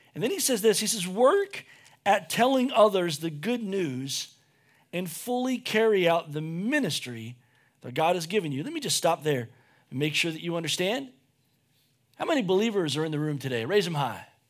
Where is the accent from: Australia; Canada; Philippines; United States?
United States; we're American